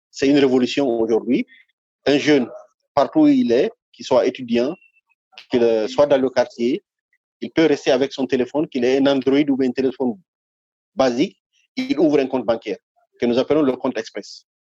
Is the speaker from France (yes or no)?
no; Guinea; oui, je suis guinéen. Je suis, euh, mhm. suis guinéen.